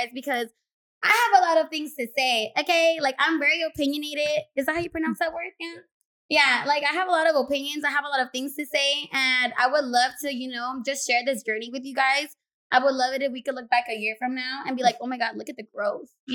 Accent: Los Angeles, California, United States; I was born and raised in South Central Los Angeles

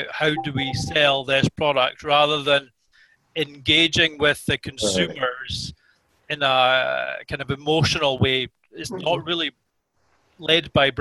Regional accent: Scotland, United Kingdom; as Scottish consumers

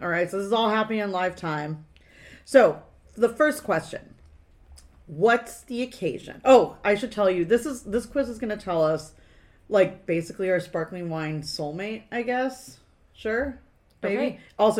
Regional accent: California, United States; One, I'm from California, so why would I drink wine from anywhere else?

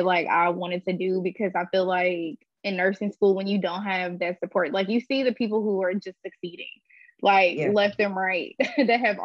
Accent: Louisiana, United States; moved away as an adult; also born or lived in Houston; I'm from Louisiana, but I'm kind of like in the middle of relocating to Houston.

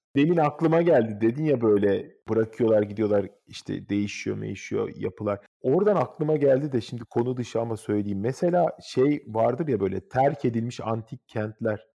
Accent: Istanbul, Turkey; moved away; also born or lived in Gelibolu, Çanakkale; Benim doğduğum ev olan Hacı Şükrü sokaktaki apartmanda duruyor Kadıköy'de modada.

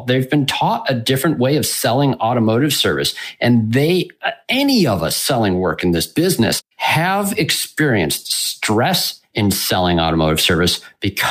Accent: West Michigan, United States; I'm from West Michigan

